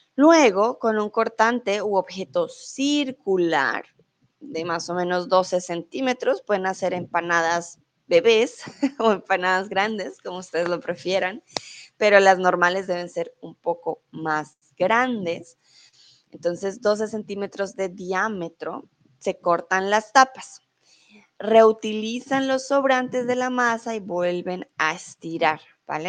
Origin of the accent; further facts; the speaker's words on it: Colombia; now in Mexico; soy de Colombia, ah, pero en estos momentos estoy en México